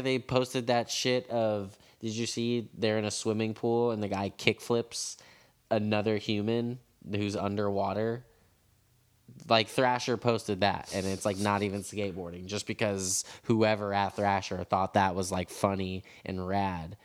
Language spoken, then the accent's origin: English; San Francisco, California, United States; I'm from San Francisco. I'm a San Francisco skateboarder